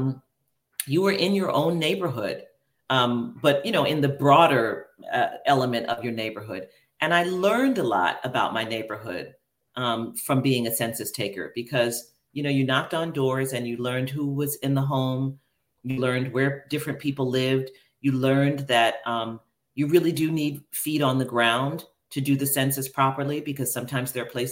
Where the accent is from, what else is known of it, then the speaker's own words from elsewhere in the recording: New York City, New York, United States; I grew up in Queens, New York